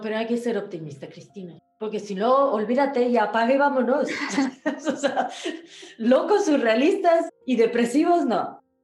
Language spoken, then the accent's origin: Spanish; Ecuador; moved away as an adult; also born or lived in Africa / Nigeria / United States / Chile; now in Madrid, Spain; yo nací en Ecuador, pero mm, mi papá es italiano, inmigrante italiano